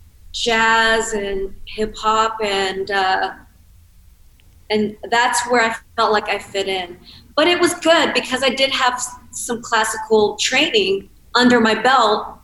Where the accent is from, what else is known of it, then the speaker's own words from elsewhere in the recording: Cincinnati, Ohio, United States; I grew up in Cincinnati, Ohio